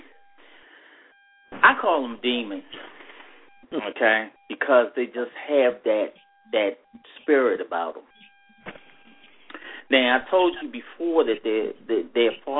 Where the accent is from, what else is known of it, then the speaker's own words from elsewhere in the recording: Maryland, United States; I'm from Maryland